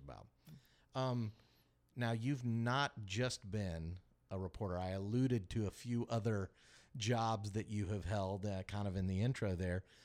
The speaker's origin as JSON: {"language": "English", "town": "Kansas City", "country": "United States", "tie": "born or raised there", "moved": "yes", "lives_now": "Augusta, United States", "said": "I grew up in Kansas City, but I made my way down to Augusta"}